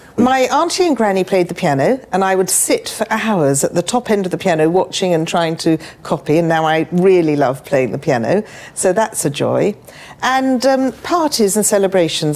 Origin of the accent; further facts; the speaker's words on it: Chigwell, East of England, United Kingdom; also born or lived in London; I was born in Enfield or Edmonton in London, and I was raised in Chigwell.